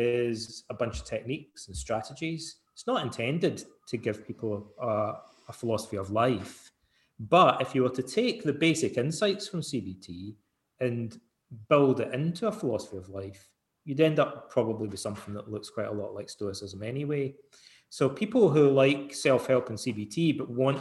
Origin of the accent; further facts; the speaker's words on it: Scotland, United Kingdom; when I was a young guy growing up in Scotland